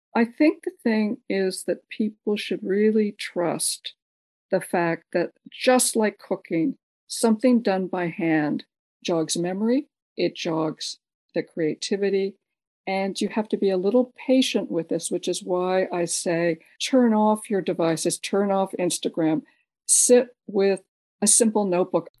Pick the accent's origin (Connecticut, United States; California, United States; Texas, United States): California, United States; San Francisco; I was born in San Francisco, and my father, because of his work, traveled a lot internationally